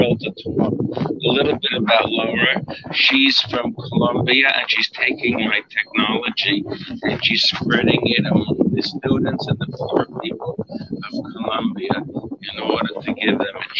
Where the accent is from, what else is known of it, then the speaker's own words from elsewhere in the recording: New York City, New York, United States; I grew up, I was born in the Bronx, New York